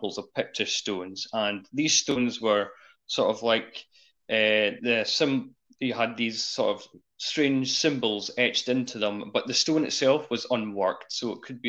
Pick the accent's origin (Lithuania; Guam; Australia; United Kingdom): United Kingdom; Scotland